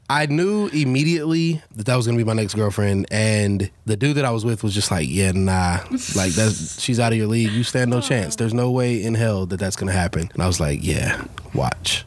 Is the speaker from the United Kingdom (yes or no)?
no; Dallas, Texas, United States; I grew up here in Dallas, South Dallas, between like Madison and Lincoln High School, so the hood